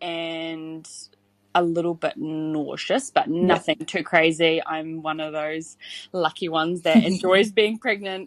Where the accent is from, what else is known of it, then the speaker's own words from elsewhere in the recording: Hamilton, Waikato, New Zealand; I'm from Hamilton, and I have two little boys